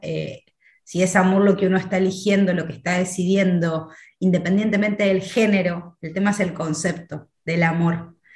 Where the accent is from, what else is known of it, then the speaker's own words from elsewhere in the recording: Argentina; soy de Argentina. Vivo en la ciudad de Buenos Aires.